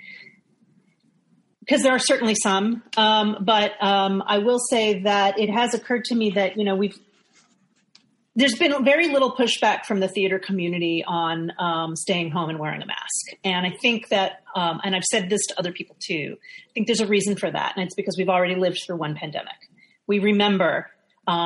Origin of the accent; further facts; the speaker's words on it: New York City, New York, United States; I was in New York, growing up in New York